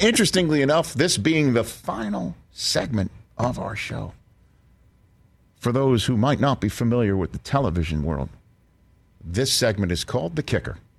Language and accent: English; New York, United States; I'm from New York